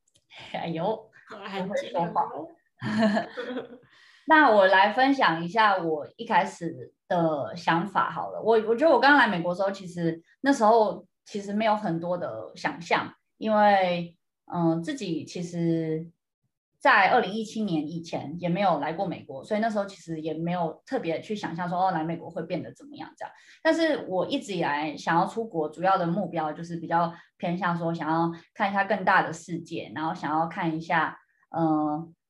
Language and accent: Chinese; Taiwan; now in United States; 这次回台湾的时候就还蛮有趣，那时候就跟妈妈在整理一些以前房间里面的东西